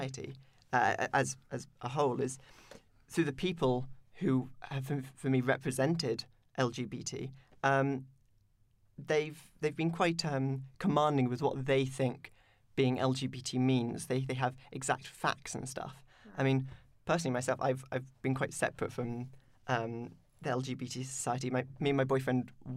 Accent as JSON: {"language": "English", "town": "Cambridge", "region": "East of England", "country": "United Kingdom", "said": "the Midlands, the Fens"}